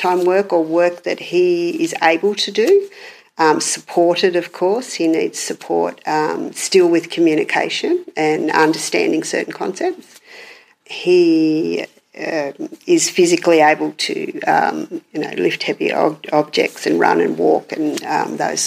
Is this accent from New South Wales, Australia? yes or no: yes; Batemans Bay, New South Wales, Australia; also born or lived in Parkes; now in Dubbo, Australia; I came from the south coast, actually. I was born in Batemans Bay and moved to Parkes and then on to Dubbo